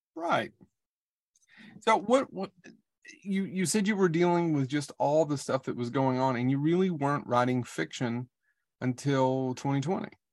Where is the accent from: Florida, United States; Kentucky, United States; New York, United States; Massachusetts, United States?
Kentucky, United States; Hyden; close to where I grew up in Leslie County in Hyden, Kentucky.